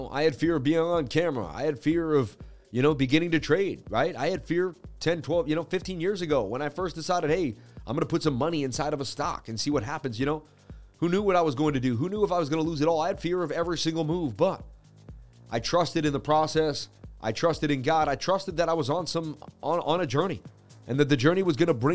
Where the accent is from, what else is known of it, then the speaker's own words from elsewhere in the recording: Boston, Massachusetts, United States; I'm from Boston, baby. Representing Mass, United States.